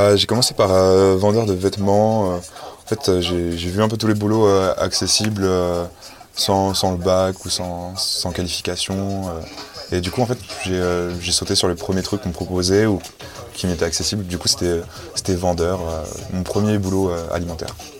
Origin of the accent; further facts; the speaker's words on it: Paris, Île-de-France, France; also born or lived in Saint-Germain-en-Laye; now in Montreuil, France; j'ai grandi à Port de la Chapelle, chez ma mère